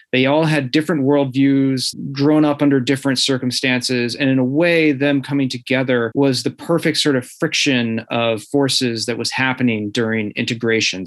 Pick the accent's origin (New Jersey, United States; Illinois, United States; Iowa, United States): Illinois, United States; near St. Louis, Southern; I grew up in Southern Illinois uh, near St. Louis